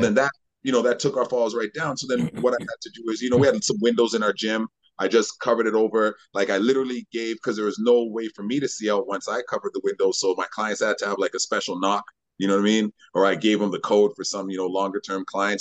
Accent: Winnipeg, Manitoba, Canada; moved away as an adult; now in Vancouver, Canada; I grew up in Winnipeg, Manitoba

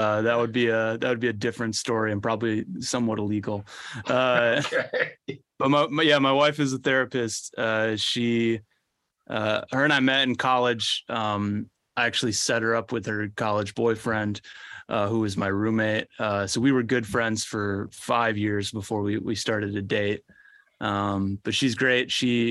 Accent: Orlando, Florida, United States; I grew up right outside Orlando, Florida, and have three siblings, two great parents.

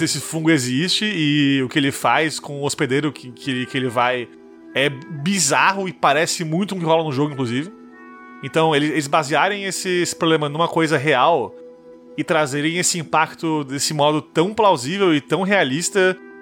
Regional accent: Manezês, Santa Catarina, Brazil; accent: Manezês; sou manesê

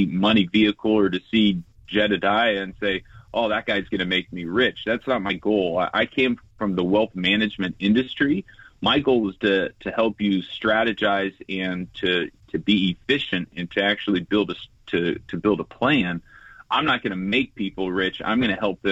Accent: Southern California, United States; I grew up playing sports in Southern California

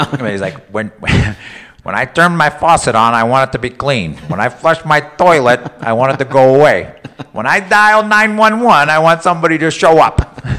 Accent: California, United States; now in Illinois, United States; So now I'm in Illinois and I'm not a Californian anymore.

